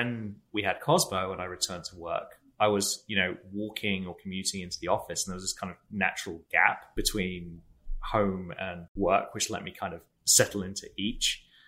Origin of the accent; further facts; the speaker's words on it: England, United Kingdom; now in San Francisco, United States; I grew up in England, but am now based in San Francisco and have been living here with my wife, Kirsty, since 2009.